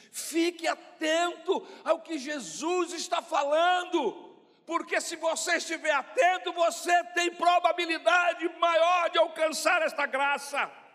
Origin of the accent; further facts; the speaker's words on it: Brazil; nós que somos brasileiros